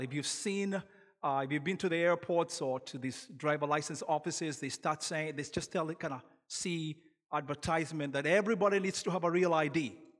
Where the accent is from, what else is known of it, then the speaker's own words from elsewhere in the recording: Kenya; now in United States; I'm originally from Kenya, so when you hear an accent, that's where that's from